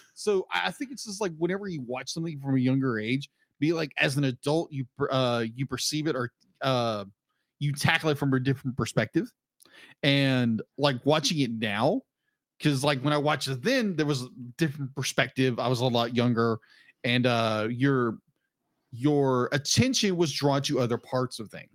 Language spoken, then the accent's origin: English; United States; as Americans